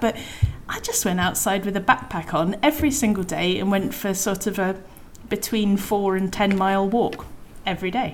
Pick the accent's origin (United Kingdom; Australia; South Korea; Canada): United Kingdom; Devon, South West England; I was brought up in Devon